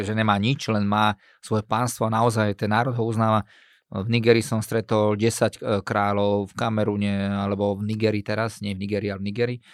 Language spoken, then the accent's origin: Slovak; Slovakia